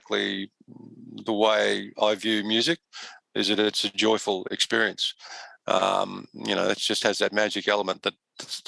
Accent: Australia; I'm an Aussie

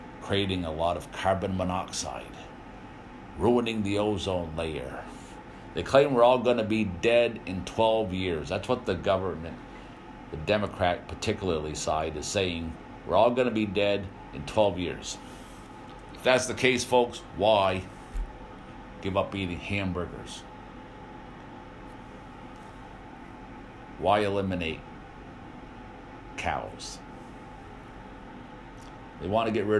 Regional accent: United States

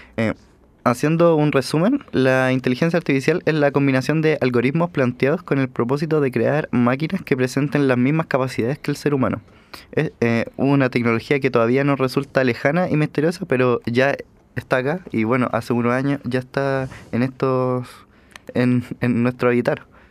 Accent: Chile; nosotros como chilenos

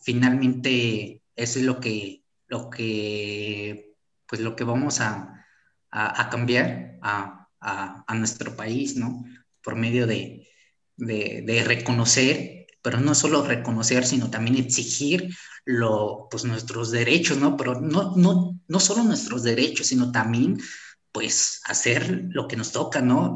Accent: Mexico; somos, somos mexicanos, ¿no? O sea, eso, somos, pertenecemos al mismo país

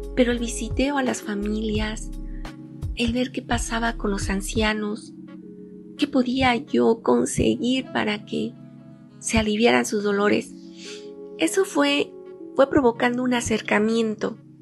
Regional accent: Oaxaca, Mexico; parto de mi experiencia como oaxaqueña. Aquí en mi estado tenemos ocho regiones

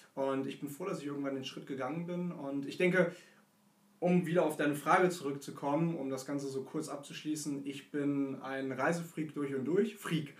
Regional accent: Hanover, Lower Saxony, Germany; Ich äh, bin ursprünglich auch aus Hannover, wie

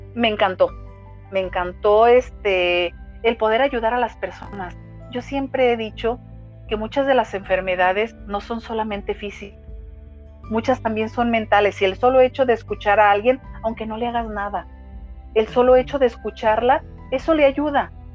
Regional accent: Guadalajara, Jalisco, Mexico; Nací aquí en Guadalajara, Jalisco

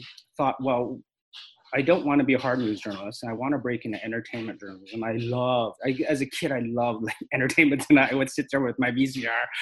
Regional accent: Canada; also born or lived in Hong Kong; this Canadian Asian guy who's a TV host/actor

